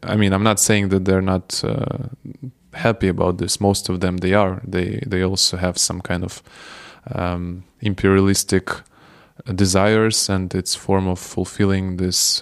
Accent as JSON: {"language": "English", "town": "Odesa", "region": "Odesa Oblast", "country": "Ukraine", "second_language": "English", "moved": "as an adult", "lives_now": "Kyiv, Ukraine", "said": "I'm from Odessa myself, but I moved to Kiev uh, almost two years ago"}